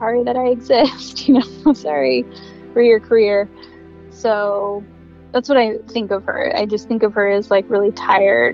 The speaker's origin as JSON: {"language": "English", "town": "Glastonbury", "region": "Connecticut", "country": "United States", "tie": "born or raised there", "said": "We grew up in Connecticut in Glastonbury, which is a really cute suburb of Hartford"}